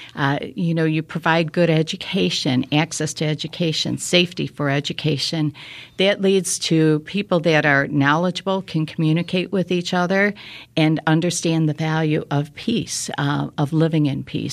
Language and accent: English; Chicago, Illinois, United States; moved away as an adult; now in Naperville, United States; I was born and raised in Chicago, uh, lived there for about twenty-five years